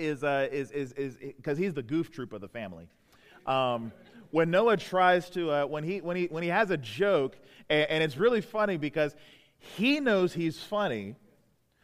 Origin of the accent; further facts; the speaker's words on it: Prince George's County, Southern Maryland, United States; now in Baltimore, United States; I grew up in Southern Maryland, right around PG County, about the south side of PG County. You know, so right around Upper Marlboro, Brandywine, over in that part of town